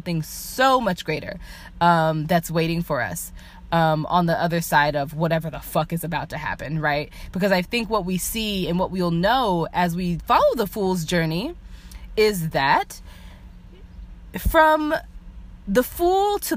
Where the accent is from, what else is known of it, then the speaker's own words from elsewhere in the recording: United States; I was raised in the United States